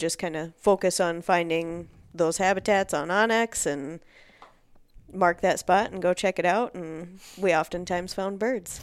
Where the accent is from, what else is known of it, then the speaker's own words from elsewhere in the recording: Northeast Iowa, United States; now in Twin Cities, United States; I'm originally from Northeast Iowa, so not I didn't grow up grouse and woodcock hunting. I grew up chasing deer, turkey, and pheasants primarily.